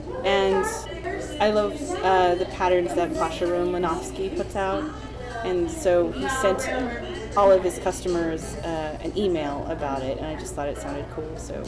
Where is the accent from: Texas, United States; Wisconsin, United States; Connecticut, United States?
Texas, United States; El Paso; El Paso.